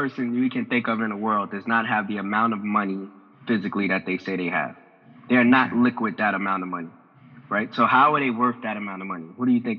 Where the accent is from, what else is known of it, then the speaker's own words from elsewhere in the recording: Harlem, New York, United States; especially for, you know, people like us growing up in Harlem and our demographic to grasp